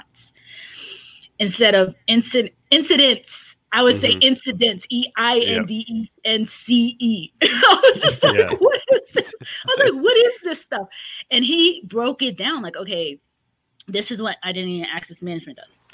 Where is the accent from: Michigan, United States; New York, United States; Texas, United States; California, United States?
New York, United States; moved away; I'm from New York